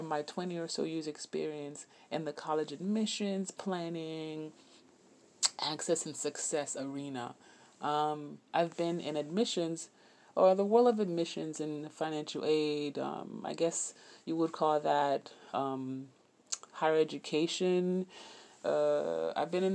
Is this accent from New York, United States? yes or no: no; South Miami, Florida, United States; my background as an immigrant growing up in South Miami